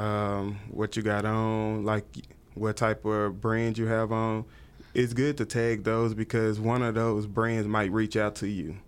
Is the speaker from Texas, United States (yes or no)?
yes; Tyler, Texas, United States; now in Dallas, United States; I'm originally from East Texas, Tyler, Texas